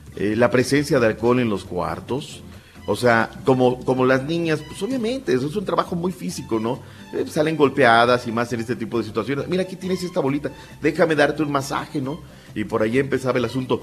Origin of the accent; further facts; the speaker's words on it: Naucalpan, State of Mexico, Mexico; en una parte de mi infancia yo vivía ahí en Circuito Oradores, en satélite